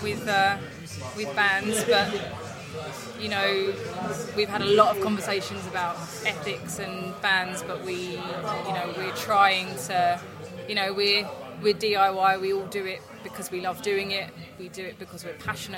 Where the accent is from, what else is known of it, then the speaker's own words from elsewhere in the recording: Southend-on-Sea, East of England, United Kingdom; I'm from Southend in Essex